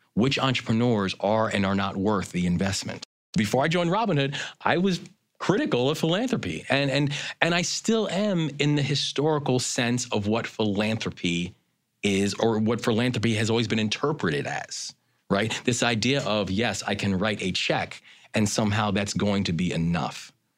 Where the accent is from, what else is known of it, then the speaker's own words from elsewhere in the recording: Baltimore, Maryland, United States; my hometown of Baltimore.